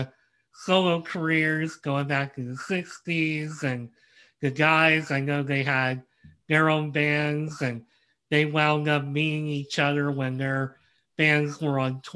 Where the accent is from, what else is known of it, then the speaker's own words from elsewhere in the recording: United States; as an American